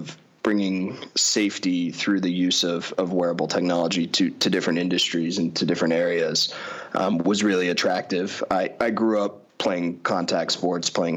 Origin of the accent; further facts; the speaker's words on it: Colorado, United States; I grew up out in Colorado